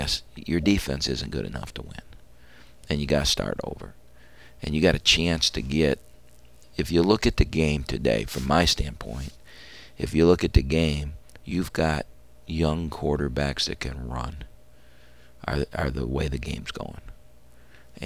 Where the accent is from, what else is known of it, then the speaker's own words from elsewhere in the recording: Ohio, United States; I grew up in Ohio